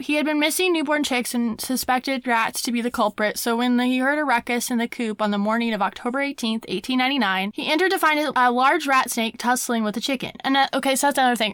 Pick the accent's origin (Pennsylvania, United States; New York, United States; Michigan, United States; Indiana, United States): Indiana, United States; Brown County; my small hometown, Brown County in Indiana